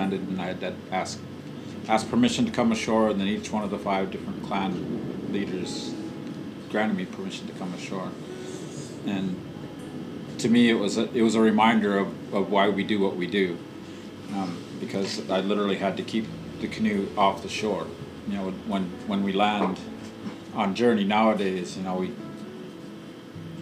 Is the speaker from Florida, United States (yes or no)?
no; Swinomish community, Washington, United States; born or raised there